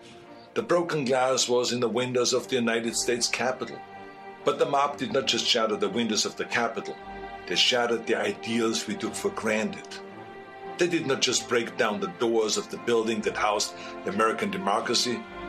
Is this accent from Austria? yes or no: yes; Austria; moved away; I grew up in Austria.